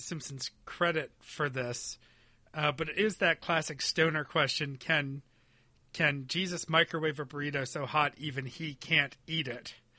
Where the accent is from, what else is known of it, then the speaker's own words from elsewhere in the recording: Western New York, United States; We never had air conditioning growing up in Western New York